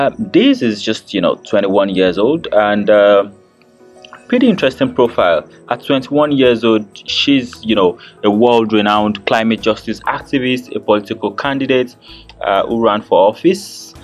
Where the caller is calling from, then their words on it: Abuja, Federal Capital Territory, Nigeria; And I'm podcasting from Abuja, Nigeria